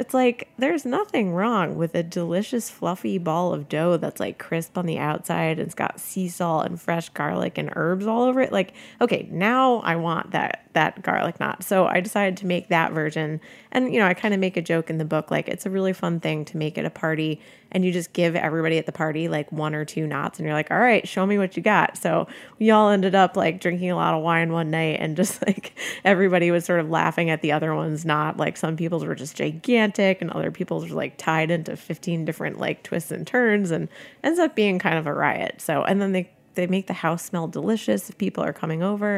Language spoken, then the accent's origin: English; United States; I'm, I'm an American cook. I'm an Italian American